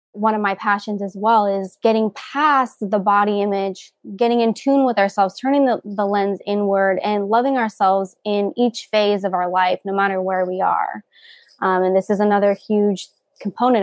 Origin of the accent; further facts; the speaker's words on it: Covina, California, United States; also born or lived in Iowa; I am from Covina, California